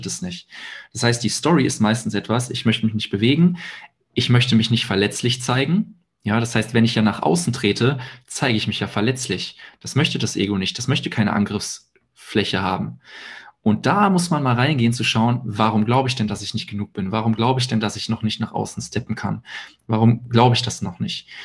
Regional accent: Hilden, North Rhine-Westphalia, Germany; ich wohne in Hilden bei Düsseldorf, da auch jetzt komplett auch meine Wohnung auflöse

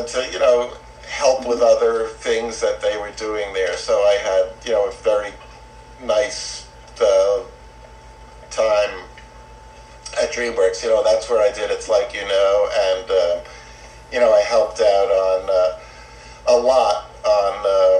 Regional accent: New York, United States; now in Santa Monica, United States; I grew up in New York. Oh, what part? Queens.

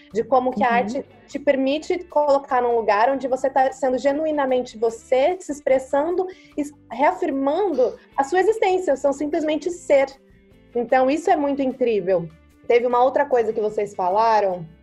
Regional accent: Brazil; moved away; eu carrego como brasileira

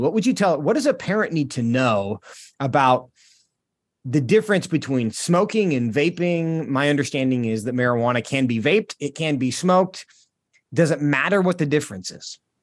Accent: Washington, United States; moved away as an adult; My home state of Washington, I don't live there now, but, um, I spent most of my life there

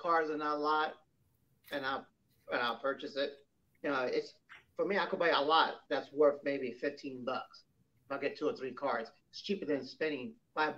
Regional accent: New York City, New York, United States; I was from Williamsburg

